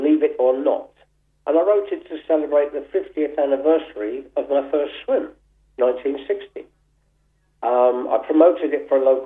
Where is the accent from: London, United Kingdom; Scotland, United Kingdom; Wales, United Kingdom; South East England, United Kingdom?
South East England, United Kingdom; Gravesend; my hometown, Gravesend